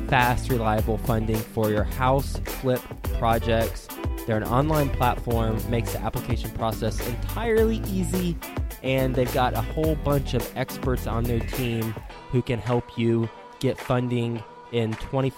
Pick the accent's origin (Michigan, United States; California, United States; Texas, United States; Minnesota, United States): Texas, United States; I'm from Texas.